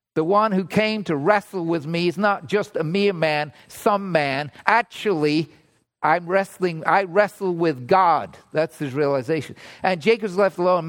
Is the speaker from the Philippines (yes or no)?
no; England, United Kingdom; now in Toronto, Canada; I grew up in England